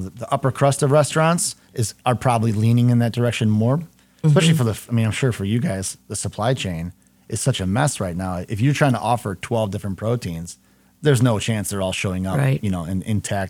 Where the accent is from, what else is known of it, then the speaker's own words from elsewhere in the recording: Howell, Michigan, United States; I grew up in Howell north of Ann Arbor.